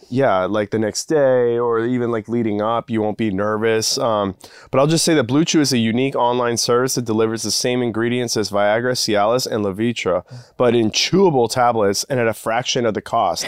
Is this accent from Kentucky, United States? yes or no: no; Texas, United States; I grew up in Texas